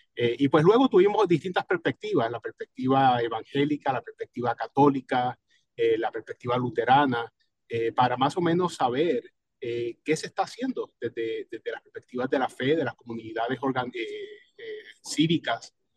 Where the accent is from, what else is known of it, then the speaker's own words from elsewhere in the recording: Cataño, Puerto Rico; now in Alexandria, Virginia, United States; mi pueblo de Cataño